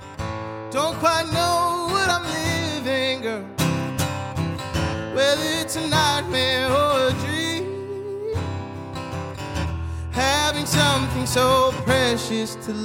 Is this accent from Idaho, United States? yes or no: no; Hurricane, West Virginia, United States; now in Louisville, United States; growing up in Hurricane, West Virginia, I was really lucky to be a part of a community that was more than loving.